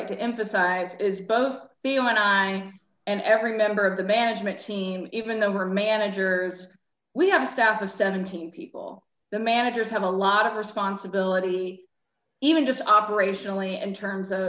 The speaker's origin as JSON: {"language": "English", "region": "Georgia", "country": "United States", "tie": "born or raised there", "also_born_or_lived": "Vermont / Athens, Georgia", "moved": "as an adult", "said": "I grew up in Georgia, but had lived in Vermont for many, many years"}